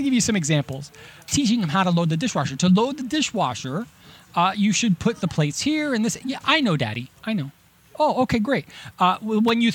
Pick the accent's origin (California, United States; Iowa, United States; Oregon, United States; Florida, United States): Florida, United States; Miami; now in Los Angeles, United States; I grew up in Miami